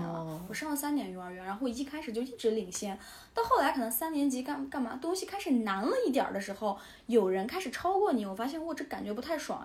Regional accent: Southern Xinjiang, China; moved away; also born or lived in United States; 你咋不去南疆生活？ perfectly fit。 我我就有一种我们应该 switch 上，你应该去我我的家乡

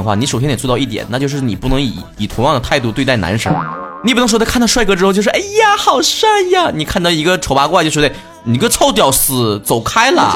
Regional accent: northern China, China; 作为一个北方人

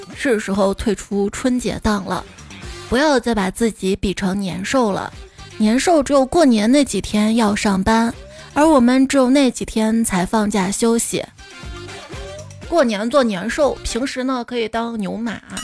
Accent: Xi'an, Shaanxi, China; 我是西安人，长这么大是第一次去大雁塔，到现在还没上过钟楼呢

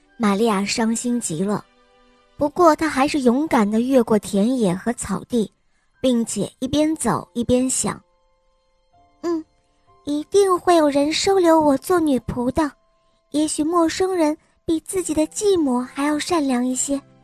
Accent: Xi'an, Shaanxi, China; 我五岁了，我来自西安

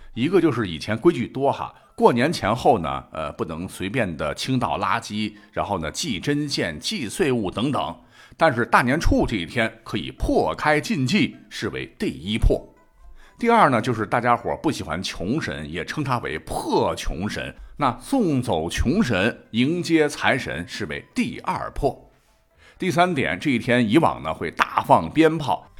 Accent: Gansu, China; 我本人是在甘肃长大的，在甘肃的农村

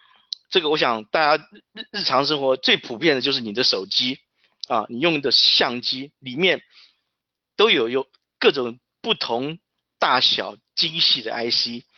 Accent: Taiwan; now in Santa Clara, United States; 我从台湾过来，目前在戏谷 Silicon Valley Santa Clara 的 Crossbar 公司担任资深的 CAD Manager。

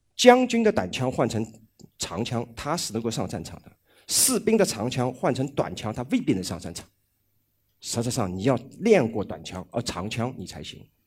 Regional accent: Shanghai, China; 我上海人

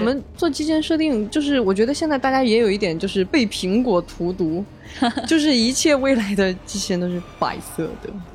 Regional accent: China; 我们中国人非常熟悉的用热水煮

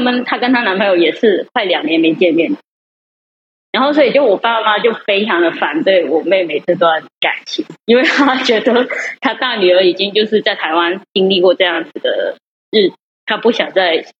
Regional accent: Guangdong, China; moved away as an adult; now in Taiwan; 因为我是广东人嘛。

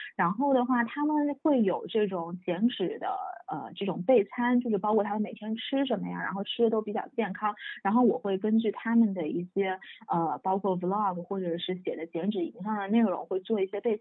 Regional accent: China; 作为一个中国人

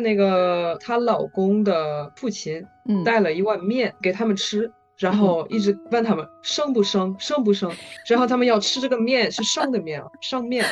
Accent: western France, France; Chinese is a second language; moved away as an adult; now in Shanghai, China; 我家乡是在法国西部

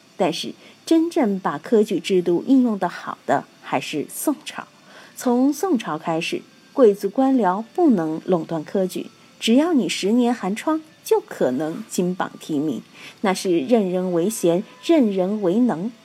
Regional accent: Sichuan, China; 我们四川人都是纵目之谜

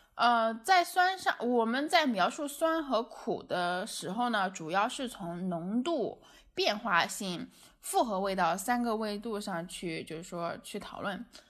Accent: China; 我们中国人的饮食习惯

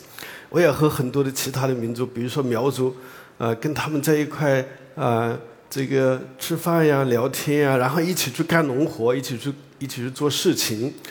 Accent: Hunan, China; 那么我呢是。在湖南长大的，呃，然后到了生物王国

